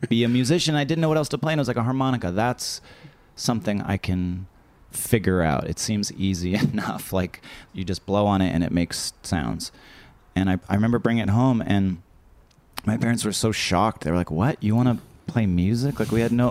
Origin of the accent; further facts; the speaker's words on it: Canada; I'm too Canadian